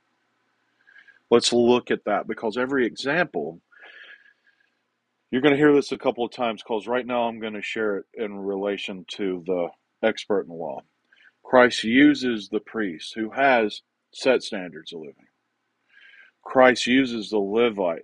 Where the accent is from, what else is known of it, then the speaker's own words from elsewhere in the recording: the South, United States; accent: southern; my southern accent